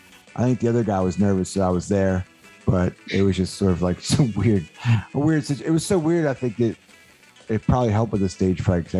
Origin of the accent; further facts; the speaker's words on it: Delaware, United States; And I grew up in Delaware and they had a really good like local punk rock scene.